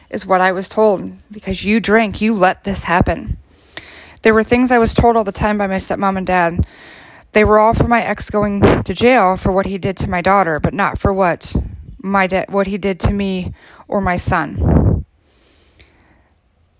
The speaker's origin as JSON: {"language": "English", "region": "Ohio", "country": "United States", "moved": "as an adult", "said": "I'm from Ohio."}